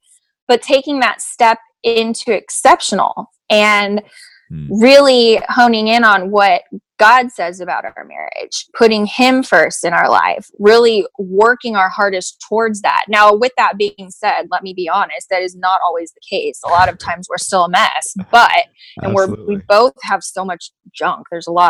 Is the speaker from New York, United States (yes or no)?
yes; New York, United States; Apparently I'm not, but I'm from New York, so.